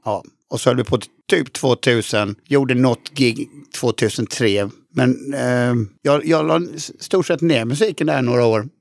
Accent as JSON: {"language": "Swedish", "town": "Halmstad", "region": "Halland County", "country": "Sweden", "said": "jag kommer ju från Halmstad"}